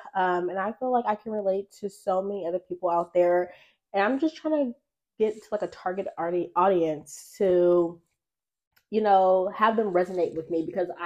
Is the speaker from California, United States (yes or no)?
yes; Oakland, California, United States; also born or lived in Las Vegas, Nevada; I'm from Oakland, California, the Bay